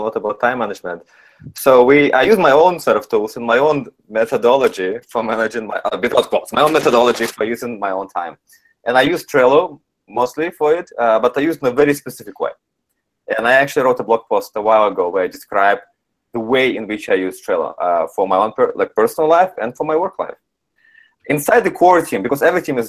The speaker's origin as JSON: {"language": "English", "country": "Canada", "said": "since I'm Canadian"}